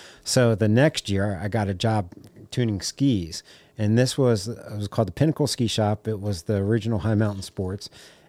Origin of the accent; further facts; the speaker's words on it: Rockville, Maryland, United States; So I grew up in Rockville, Montgomery County, side of DC.